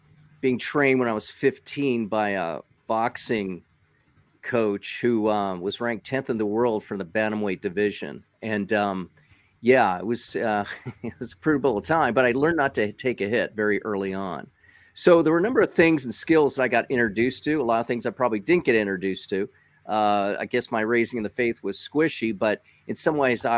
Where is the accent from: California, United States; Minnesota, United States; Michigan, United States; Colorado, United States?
California, United States; Los Angeles County; I grew up in L.A. County